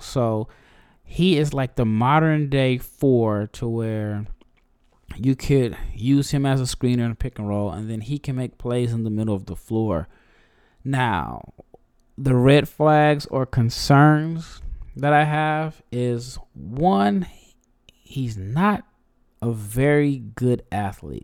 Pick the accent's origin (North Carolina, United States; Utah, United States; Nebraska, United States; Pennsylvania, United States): Nebraska, United States; I'm from Nebraska